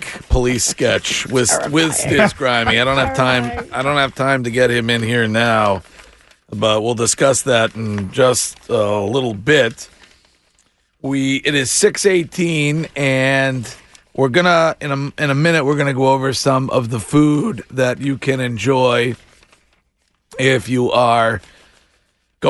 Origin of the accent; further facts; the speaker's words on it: Stow, Massachusetts, United States; my hometown, Stowe, Massachusetts